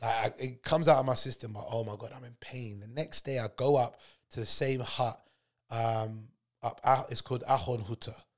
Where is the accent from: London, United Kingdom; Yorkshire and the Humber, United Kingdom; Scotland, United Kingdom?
London, United Kingdom; I was born and raised in Neasden